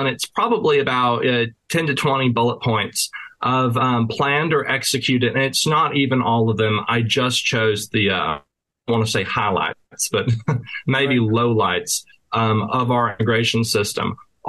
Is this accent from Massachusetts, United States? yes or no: no; Keller, Texas, United States; They rose up in Keller, which is my hometown, which is funny because it's like half a letter off from my name